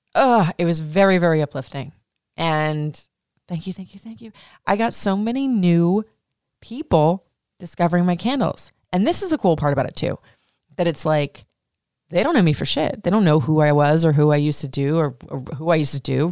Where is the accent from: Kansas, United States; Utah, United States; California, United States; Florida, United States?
Florida, United States; also born or lived in Atlanta, Georgia; now in Maryland, United States; I grew up in Florida